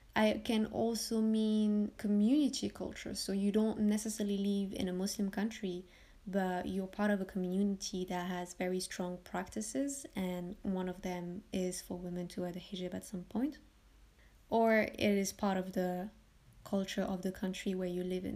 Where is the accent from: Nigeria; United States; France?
France; I was born and raised in France from Moroccan parents